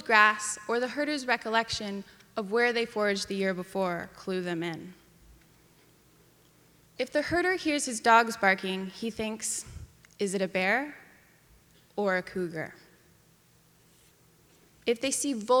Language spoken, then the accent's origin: English; Ketchum, Idaho, United States; my hometown of Ketchum, Idaho